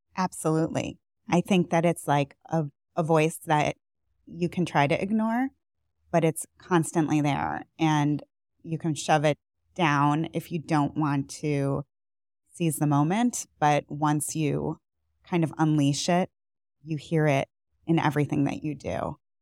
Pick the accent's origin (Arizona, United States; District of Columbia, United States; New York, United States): New York, United States; outside of Buffalo; moved away as an adult; also born or lived in Boston / Northeast Ohio; now in Cleveland area, United States; I am not originally from Cleveland. I'm from outside of Buffalo